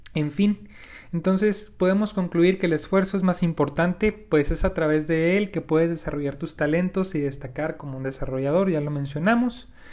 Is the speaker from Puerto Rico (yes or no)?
no; Mexico; como mexicanos en nuestro caso, tenemos algunos malos hábitos